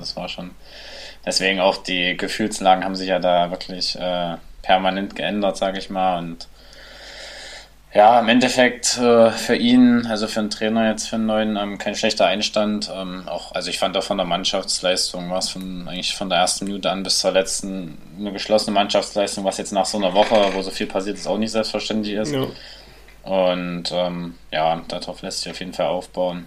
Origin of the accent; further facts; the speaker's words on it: Nebra, Saxony-Anhalt, Germany; also born or lived in Querfurt; mein Elternhaus steht in Nepra. Ähm, ja, manche kennen es vielleicht durch die Himmelscheibe im schönen Unstrutal. Und ähm, ja, da bin ich aufgewachsen bis eigentlich bis zur sechsten Klasse